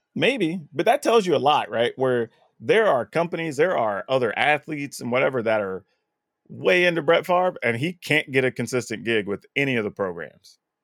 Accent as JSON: {"language": "English", "country": "United States", "said": "as an American"}